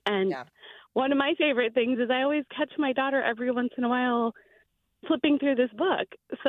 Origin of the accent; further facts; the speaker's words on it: India; We're Indian, and I'm a Muslim woman, so I wear a scarf